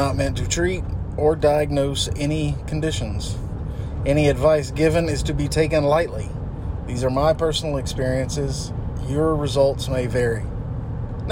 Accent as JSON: {"language": "English", "country": "United States", "said": "I've never been out of the country. I'm from the United States."}